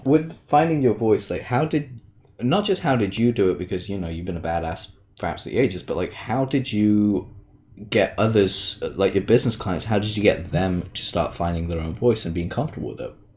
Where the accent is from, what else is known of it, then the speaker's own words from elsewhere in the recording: United Kingdom; I'm British